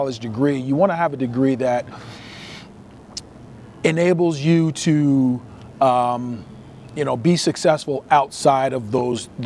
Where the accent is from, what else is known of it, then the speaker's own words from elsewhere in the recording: Trenton, New Jersey, United States; moved away as an adult; now in Las Vegas, United States; I'm born and raised in Trenton, New Jersey. I left New Jersey in 87